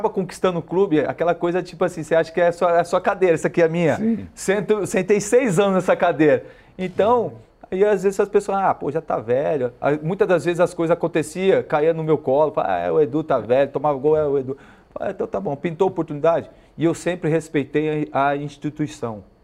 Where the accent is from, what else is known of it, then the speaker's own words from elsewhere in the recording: interior of São Paulo, Brazil; eu sou do interior de São Paulo, sim. então eu cresci vendo isso aqui, né?